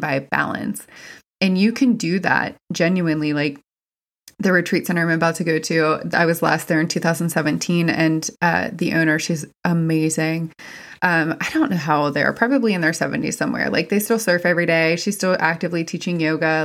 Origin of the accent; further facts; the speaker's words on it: West Virginia, United States; I'm from West Virginia. It's very, very white.